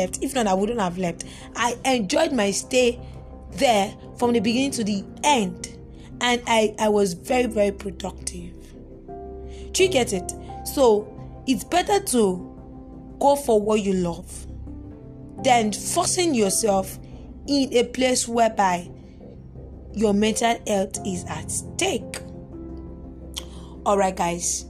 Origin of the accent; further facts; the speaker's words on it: Nigeria; I am in Nigerian